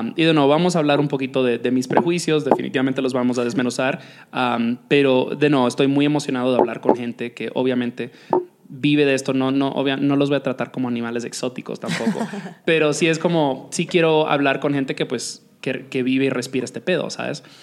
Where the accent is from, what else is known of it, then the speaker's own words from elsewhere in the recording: Dominican Republic; moved away; me crié en la República Dominicana cuando el reggaetón recién estaba entrando en su, apogeo